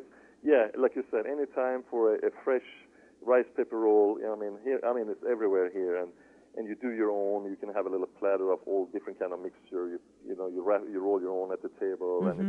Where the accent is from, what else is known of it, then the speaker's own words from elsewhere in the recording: Sweden; you for sure will have some some hard bread and a few herrings on a buffet, you know, just because, that simple reason I'm from Sweden.